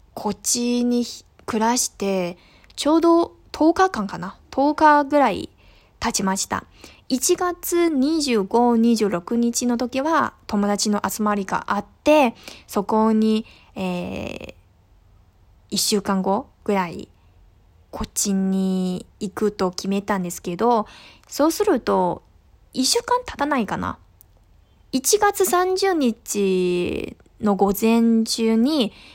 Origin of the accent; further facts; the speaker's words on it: northern China, China; Japanese is a second language; moved away as an adult; now in Hangzhou, China; 生まれも育ちも全部北の方なんですけど